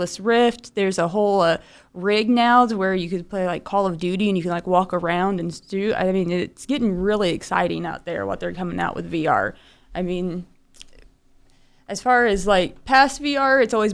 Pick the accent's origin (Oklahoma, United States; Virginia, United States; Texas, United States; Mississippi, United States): Oklahoma, United States; Pryor / Claremore; also born or lived in Illinois; I've lived in Oklahoma since I was 1 year old. We came down from Illinois, so I tend to say winda every now and then instead of window due to my roots. But I grew up in a really small town of Pryor / Claremore, Oklahoma